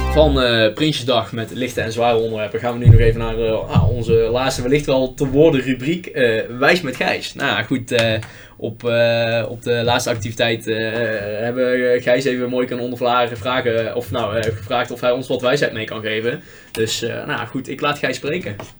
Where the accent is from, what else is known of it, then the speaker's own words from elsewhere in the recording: Netherlands; We hebben in Nederland heel weinig wat ons bindt als volk